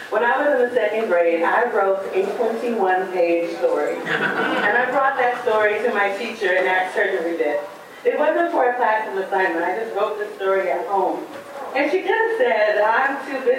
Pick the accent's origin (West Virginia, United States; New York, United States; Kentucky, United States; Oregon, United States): Oregon, United States; Portland; growing up in Portland, Oregon, in a neighborhood that had a lot of stereotypes about it